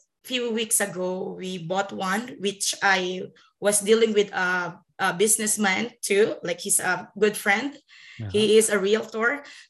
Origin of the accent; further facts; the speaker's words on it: Philippines; moved away as an adult; now in Canada; I'm technically from the Philippines, and I came to Canada 2012. So that was 11 years ago